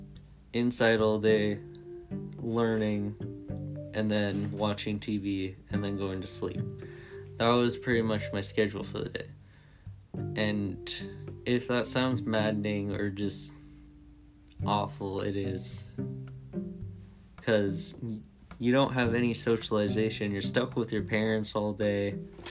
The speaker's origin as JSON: {"language": "English", "region": "California", "country": "United States", "tie": "born or raised there", "said": "I grew up in California with my parents"}